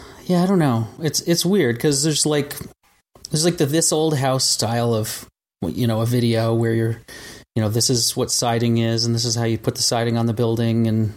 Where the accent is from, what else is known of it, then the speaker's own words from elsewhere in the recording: Vermont, United States; And I grew up in Vermont, out in the country, doing my thing.